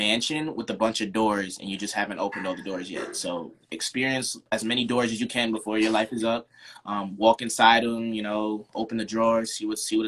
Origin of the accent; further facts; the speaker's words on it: Long Island, New York, United States; moved away as an adult; also born or lived in Florida; I left Long Island when I was 18, went to school in Florida